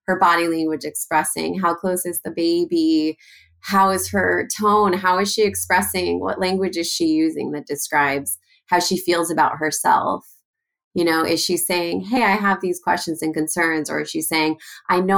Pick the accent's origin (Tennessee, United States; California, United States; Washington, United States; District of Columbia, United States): California, United States; Los Angeles; I grew up in Los Angeles